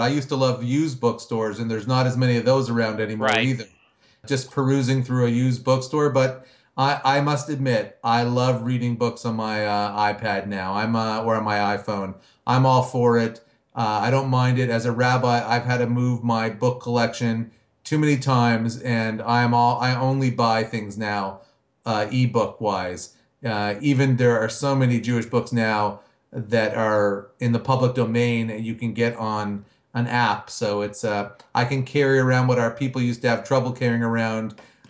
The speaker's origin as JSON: {"language": "English", "town": "Hamilton", "region": "Ontario", "country": "Canada", "tie": "born or raised there", "said": "Well, I'm a fellow Canadian to go along with some of your other guests and big … fans. I was born and raised in Hamilton, Ontario, Canada."}